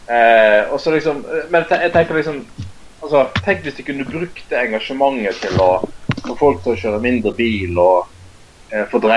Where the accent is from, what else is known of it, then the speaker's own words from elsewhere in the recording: Bergen, Vestland, Norway; jeg er bergenser